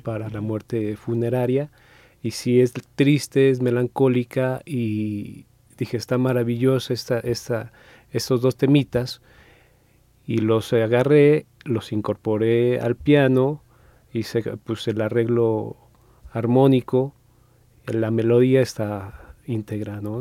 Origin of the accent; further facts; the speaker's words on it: Mexico; los que somos muy arriesga, arraigados, pues, a, a, a México